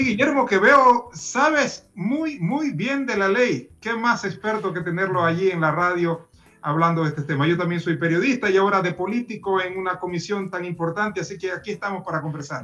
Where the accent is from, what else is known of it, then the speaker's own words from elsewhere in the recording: Ecuador; no solo como presidente, sino como ciudadano ecuatoriano